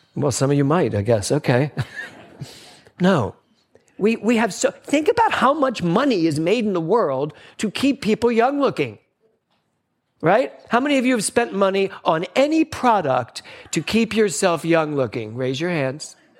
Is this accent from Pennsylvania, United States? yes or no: yes; Philadelphia, Pennsylvania, United States; as a little boy growing up in Philadelphia